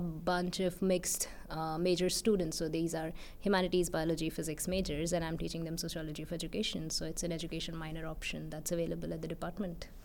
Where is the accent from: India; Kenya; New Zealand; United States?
India; central India; now in Bangalore, India; I grew up in Central India